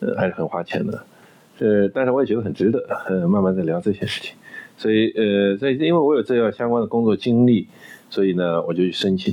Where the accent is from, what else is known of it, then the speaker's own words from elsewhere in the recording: China; also born or lived in United States; 我们中国人